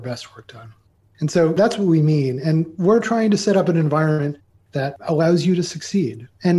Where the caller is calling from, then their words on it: Carrboro, North Carolina, United States; Actually, I'm in Carrboro, North Carolina, which is right next to Chapel Hill, but we're in what is known as the Research Triangle Park of North Carolina in the U.S.